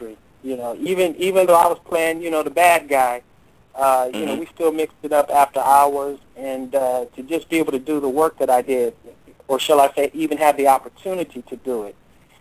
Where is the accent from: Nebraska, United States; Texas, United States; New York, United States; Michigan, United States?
Texas, United States; moved away as an adult; also born or lived in California; now in Hollywood, United States; growing up in Texas, then moving to California, then going back to Texas